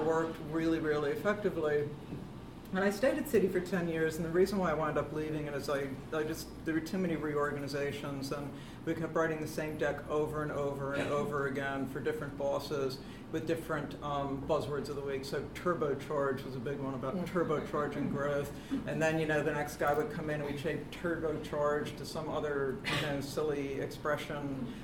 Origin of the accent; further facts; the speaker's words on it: United States; accent: flat American; moved away as an adult; now in London, United Kingdom; I'm American. I've lived in the UK for 20 years now. I came here in 1996